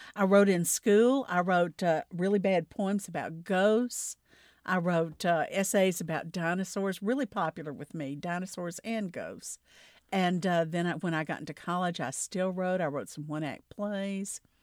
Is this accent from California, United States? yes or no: no; the Delta part of Mississippi, United States; I grew up in the South. I grew up in the Delta part of Mississippi